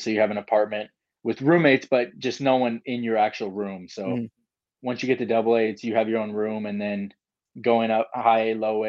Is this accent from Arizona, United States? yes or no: no; California, United States; I'm from California